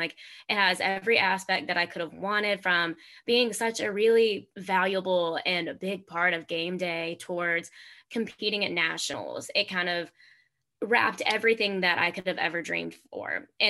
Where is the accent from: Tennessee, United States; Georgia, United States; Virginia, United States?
Tennessee, United States; Memphis; growing up in Memphis